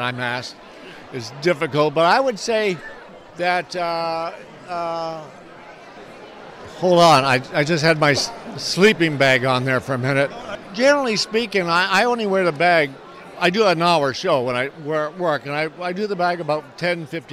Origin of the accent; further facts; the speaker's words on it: Canada; moved away; also born or lived in Florida; growing up in Canada